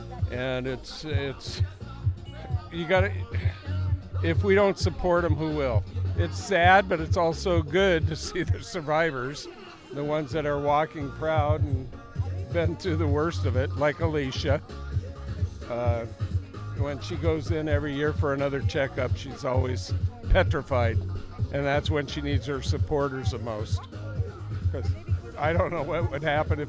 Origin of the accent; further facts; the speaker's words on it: Portland, Oregon, United States; Portland, Oregon.